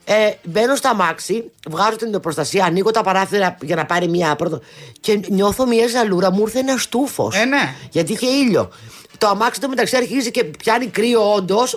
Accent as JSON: {"language": "Greek", "town": "Athens", "region": "Attica", "country": "Greece", "said": "Από την Αθήνα."}